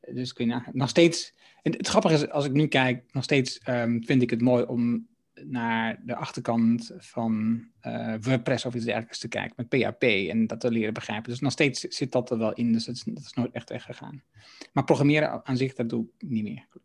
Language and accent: Dutch; Haaksbergen, Overijssel, Netherlands; also born or lived in Enschede; dat is in mijn geboorteregio. Ik kom uit Haaksbergen